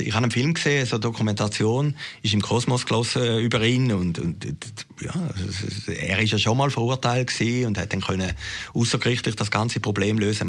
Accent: Zürcher Weinland, Zurich, Switzerland; in Uwiesen, wo ich aufgewachsen bin, im Zürcher Wieland

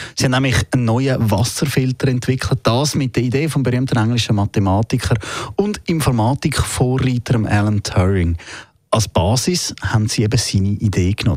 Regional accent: Switzerland; bei uns in der Schweiz

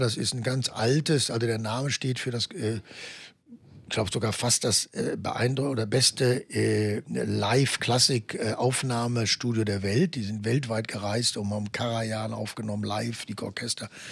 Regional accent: Germany; ich natürlich als Deutscher

